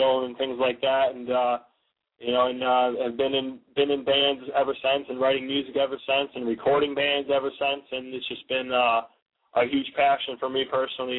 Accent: about half hour north of Detroit, Michigan, United States; I actually grew up, we both grew up about 40 minutes north, about a half hour north of Detroit

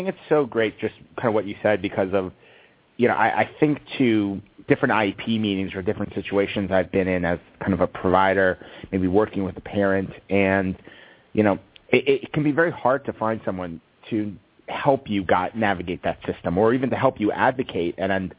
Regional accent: East Coast, United States; now in California, United States; I'm in California. I grew up on the East Coast.

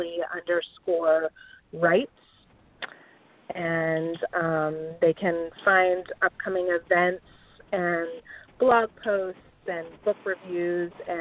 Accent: Bay Area, California, United States; moved away; my street corners in the Bay Area

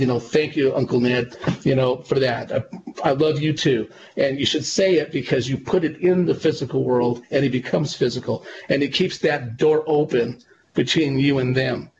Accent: California, United States; my hometown and um, in California

